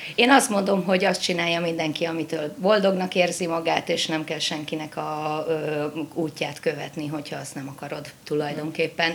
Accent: Mosonmagyaróvár, Győr-Moson-Sopron, Hungary; Moson Magyaróvánon élek. Meséljek egy kicsit magamról. Tulajdonképpen ebben a kisvárosban születtem

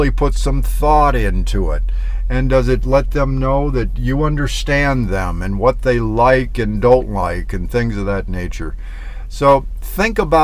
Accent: Michigan, United States; moved away as an adult; now in Southwest, United States; I'm from Michigan, so I'm used to snow

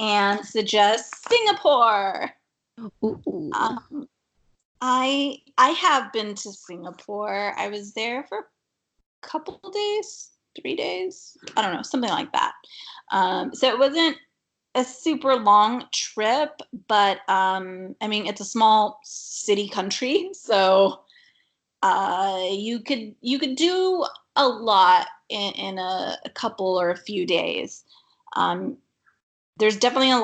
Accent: California, United States; us growing up in California

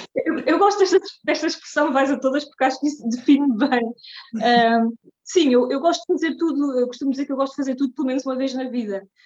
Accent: Terceira Island, Azores, Portugal; moved away as an adult; now in Zurich, Switzerland; sou natural dos Açores, da, da Ilha Terceira, mas neste momento vivo em Zurique, na Suíça, há já oito anos

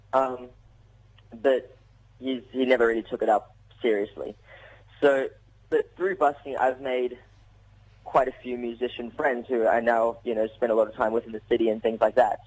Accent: South Africa; I'm South African

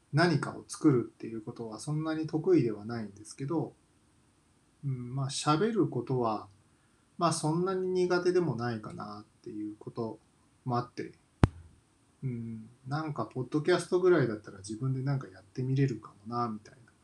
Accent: Kansai, Japan; moved away as an adult; also born or lived in Tokyo; 生まれは関西なんですけど

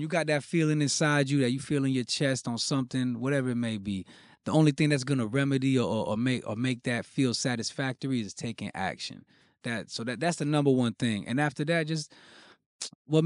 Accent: Broward County, Florida, United States; Born and raised in Broward County, Florida. You know, 954

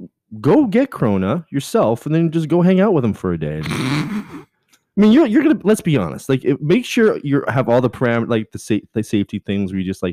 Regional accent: Canada; I am Canadian.

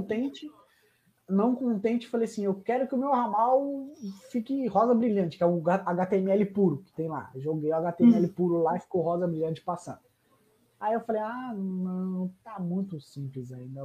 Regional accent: Greater ABC, São Paulo, Brazil; não sou de São Paulo capital, sou do, do, grande ABC

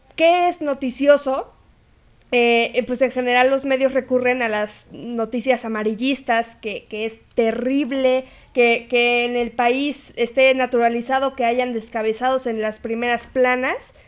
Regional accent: Mexico; nuestra identidad como mexicanos

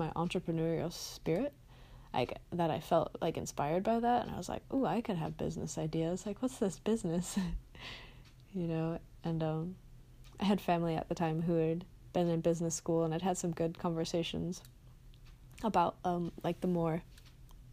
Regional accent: Midwest, United States; I grew up in the Midwest

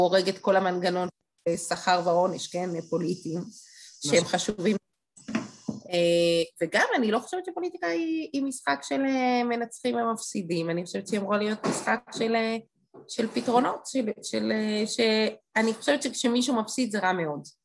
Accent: Jerusalem, Jerusalem District, Israel; אני ירושלמית

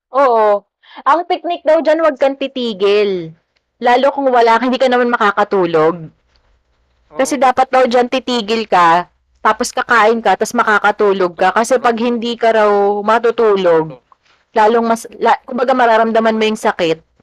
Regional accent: San Jose del Monte, Central Luzon, Philippines; kami taga Bulacan noon, San Jose del Monte

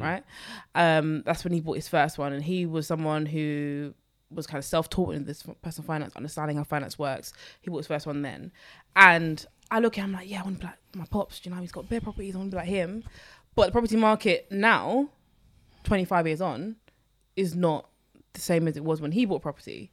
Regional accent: London, United Kingdom; I grew up in Newham

